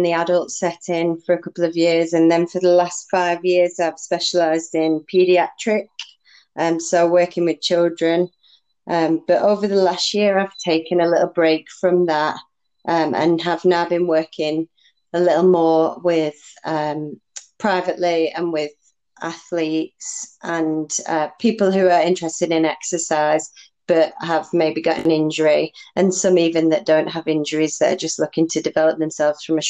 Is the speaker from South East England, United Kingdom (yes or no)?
no; Solihull, West Midlands, United Kingdom; I am from Solihull in England